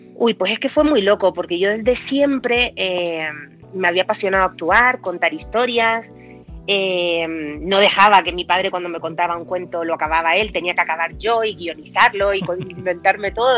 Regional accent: Teror, Canary Islands, Spain; moved away as an adult; also born or lived in Las Palmas / Maspalomas / Madrid; now in Bogotá, Colombia; yo soy mm, canariona. Eh, nací mm, en Las Palmas, pero bueno, eh, durante toda mi infancia y parte de mi adolescencia la pasé en Teror

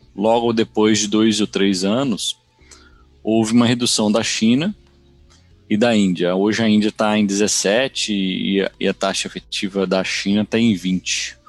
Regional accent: Brazil; moved away as an adult; now in United States; eu sou brasileiro, moro nos Estados Unidos há mais de 20 anos

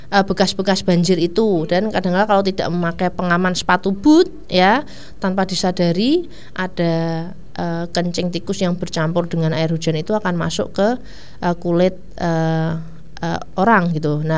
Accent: Ungaran, Central Java, Indonesia; daerah saya juga daerah atas sih saya dari Ungaran itu juga ada tikusnya

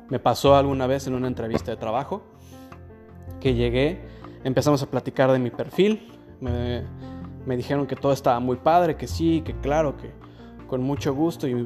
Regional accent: Spain; born there; ha habido ocasiones en las que digo que, que nací en España

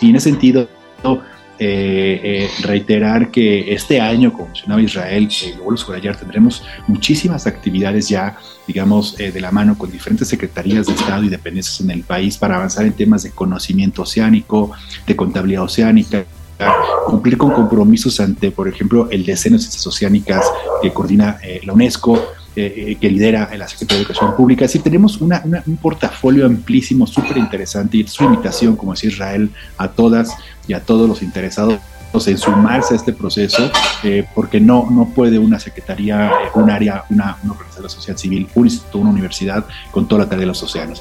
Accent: Mexico; como mexicanos y mexicanas

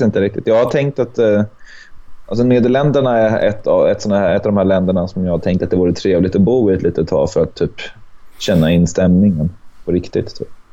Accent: Örebro, Örebro County, Sweden; moved away as an adult; also born or lived in Hamburg, Germany; now in Gothenburg, Sweden; jag är född i Hamburg. Men jag är uppvuxen i Örebro

